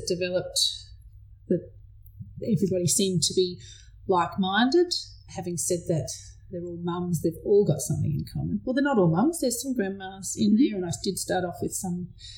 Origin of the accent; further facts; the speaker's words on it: Benambra, Victoria, Australia; also born or lived in Shepparton; I grew up in a little town called Benambra